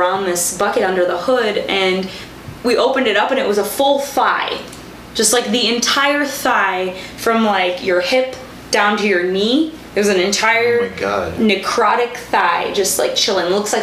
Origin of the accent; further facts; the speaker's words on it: Kuwait; moved away as an adult; also born or lived in Egypt (heritage); I was born and raised in Kuwait.